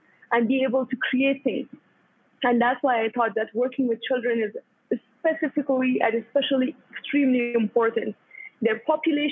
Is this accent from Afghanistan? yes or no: yes; Kabul, Afghanistan; also born or lived in Pakistan; I was born in 1992, just when the civil war in Afghanistan started. I went to Pakistan with my family. Then I came back to Kabul. I studied in a public school in Afghanistan until I finished my school.